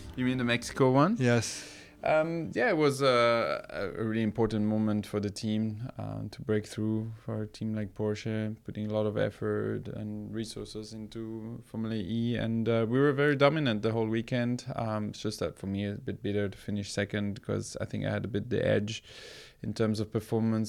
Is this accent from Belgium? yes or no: yes; Belgium; I grew up in Belgium